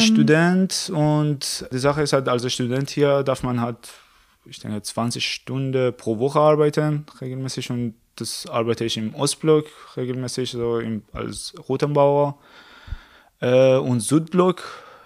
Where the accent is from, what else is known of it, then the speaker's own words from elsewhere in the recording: Iran; German is a second language; moved away as an adult; also born or lived in Tehran; now in Germany; ich komme aus dem Iran, Seit 2013 bin ich in Deutschland wegen des Studium.